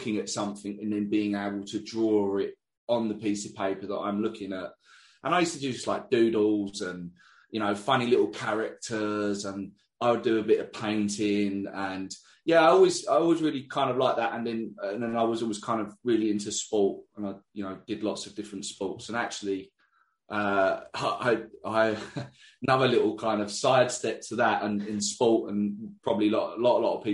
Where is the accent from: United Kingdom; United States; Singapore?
United Kingdom; England; I'm from England